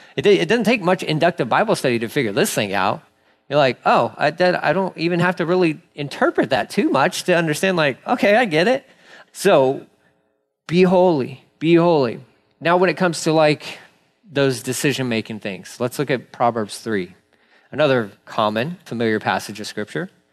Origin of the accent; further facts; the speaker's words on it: Texas, United States; I'm a Texan